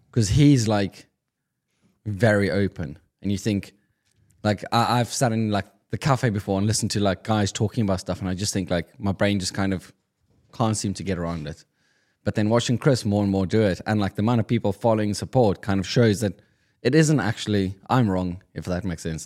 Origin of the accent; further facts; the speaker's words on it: South Africa; moved away; I'm being South African Afrikaans